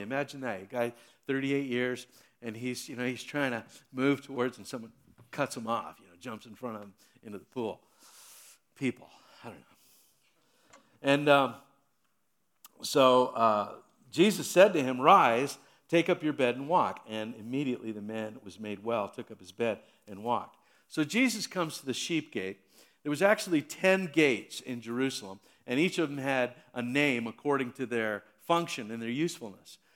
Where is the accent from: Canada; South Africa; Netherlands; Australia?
Canada; Hamilton, Ontario; I was born and raised in Hamilton